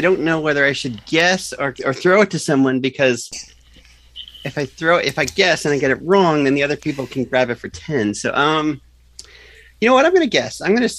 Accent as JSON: {"language": "English", "country": "Canada", "said": "I am a Canadian"}